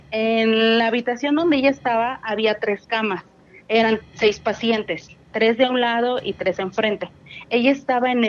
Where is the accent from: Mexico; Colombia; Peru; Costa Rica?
Mexico; Mexico City; De la Ciudad de México.